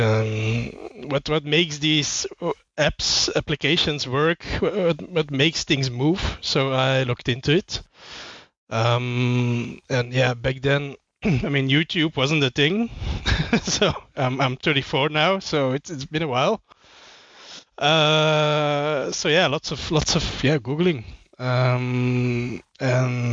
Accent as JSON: {"language": "English", "country": "Belgium", "said": "I'm from Belgium."}